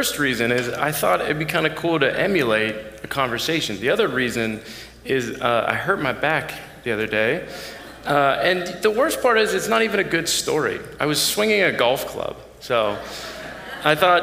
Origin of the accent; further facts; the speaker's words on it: Erie, Pennsylvania, United States; I grew up in Erie, Pennsylvania